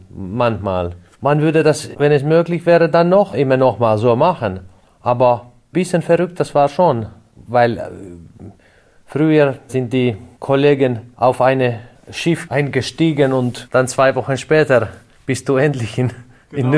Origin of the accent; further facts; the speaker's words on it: Kouvola, Kymenlaakso, Finland; Kleinstadt Kouvola, Südostfinnland. Ja, schon relativ nah auf die russische Grenze